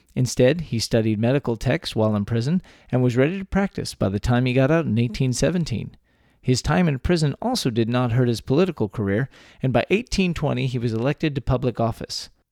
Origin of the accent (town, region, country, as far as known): Texas, United States; born or raised there